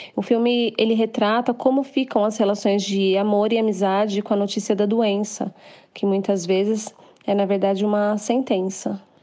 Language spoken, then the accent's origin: Portuguese; São Paulo, Brazil; sou de São Paulo capital